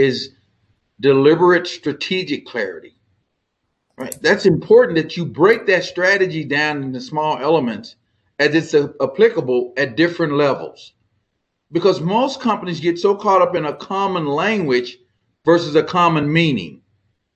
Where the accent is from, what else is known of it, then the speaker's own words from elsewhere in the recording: Texas, United States; I'm from Texas